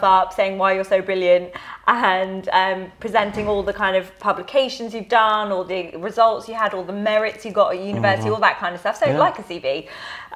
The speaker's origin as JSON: {"language": "English", "town": "Ealing", "region": "London", "country": "United Kingdom", "tie": "born or raised there", "said": "So I grew up in Ealing with a 2.4 family, so mum, dad, brother, in a nice little suburban area"}